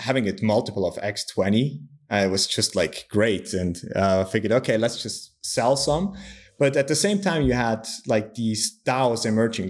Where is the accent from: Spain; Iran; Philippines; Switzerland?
Switzerland; I'm also from Switzerland